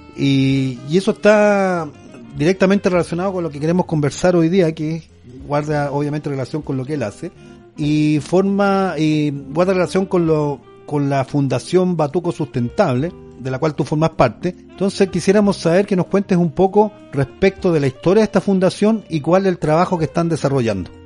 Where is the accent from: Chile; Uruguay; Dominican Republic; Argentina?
Chile; Arica, Arica y Parinacota; Ambos somos del norte. Yo, él es de Antofagasta, yo soy de Arica